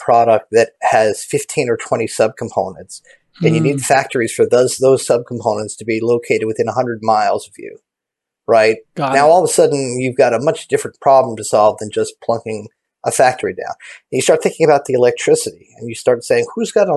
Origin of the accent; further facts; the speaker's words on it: Philadelphia, Pennsylvania, United States; now in New York, United States; I grew up in Philadelphia